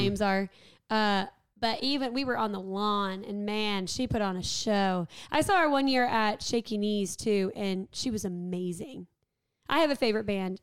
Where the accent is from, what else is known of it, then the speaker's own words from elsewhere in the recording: Warner Robins, Georgia, United States; I'm from Warner Robins